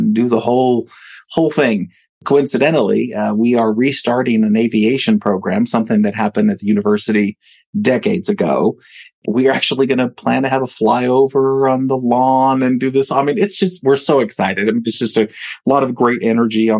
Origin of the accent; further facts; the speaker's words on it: Falfurrias, Texas, United States; also born or lived in New York City; now in Kerrville, United States; I'm originally from a small town south of here called Falfurrias